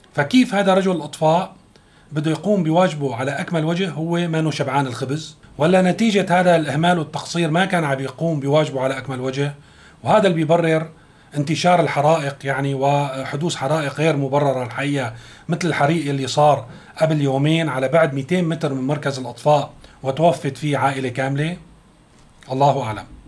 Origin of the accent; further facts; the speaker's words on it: Syria; نحن كسوريين